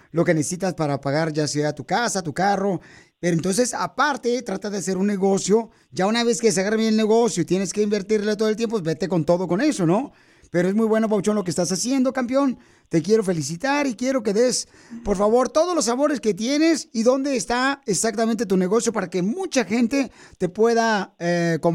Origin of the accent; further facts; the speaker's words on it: Mexico City, Mexico; now in Modesto, United States; porque aquí venimos de la Ciudad de México a Modesto, Estados Unidos.